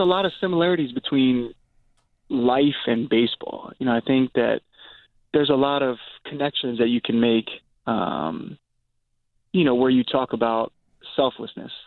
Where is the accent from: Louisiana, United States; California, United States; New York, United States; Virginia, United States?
Virginia, United States; growing up in Virginia